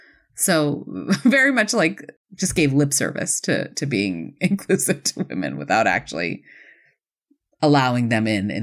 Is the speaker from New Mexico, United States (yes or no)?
no; Buffalo, New York, United States; I grew up in Buffalo.